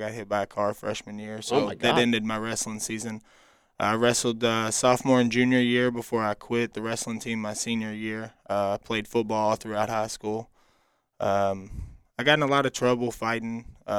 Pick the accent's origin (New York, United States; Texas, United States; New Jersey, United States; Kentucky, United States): Kentucky, United States; Shepherdsville; it's my hometown. I grew up there.